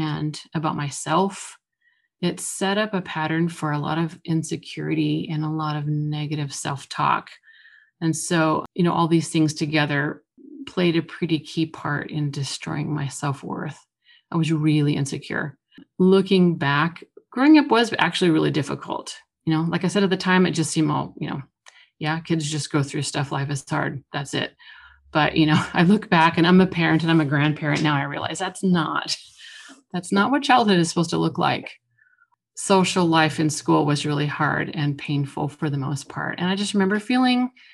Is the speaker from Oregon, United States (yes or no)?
yes; Oregon, United States; I grew up in Oregon, moved around quite a lot. We spent most of our time between the coast and the Willamette Valley